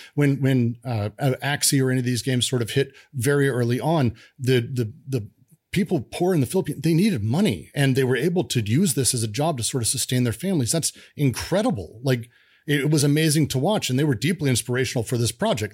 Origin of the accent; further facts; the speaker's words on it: Denver, Colorado, United States; I grew up in Denver.